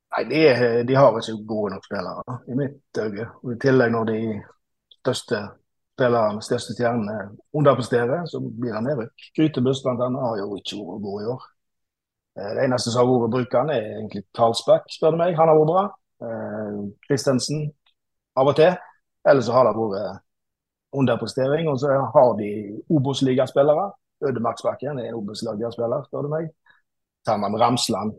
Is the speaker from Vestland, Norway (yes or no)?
yes; Stord, Vestland, Norway; moved away as an adult; now in Stavanger, Norway; Jeg eh, bor i Stavanger, og jeg er opprinnelig fra Stord. Men jeg har bodd i Stavanger i 20 år ca. Reiste ned der for å studere